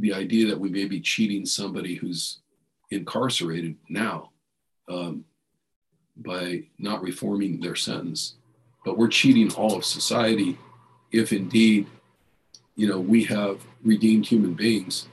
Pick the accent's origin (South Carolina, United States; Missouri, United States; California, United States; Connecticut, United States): California, United States; San Jose; I grew up in East San Jose